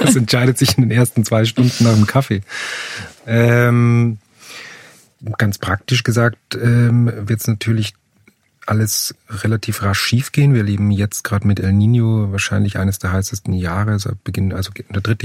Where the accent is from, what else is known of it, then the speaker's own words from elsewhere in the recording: Upper Austria, Austria; moved away as an adult; also born or lived in Vienna; ich komme aus Oberösterreich